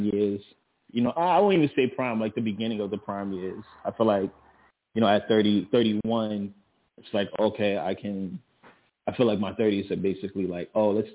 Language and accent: English; Miami, Florida, United States; Born and raised Miami, Florida, 1990